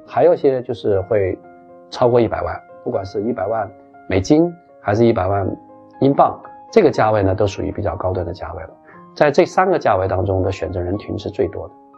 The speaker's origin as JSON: {"language": "Chinese", "country": "China", "said": "我们中国人叫一条龙的拳套服务"}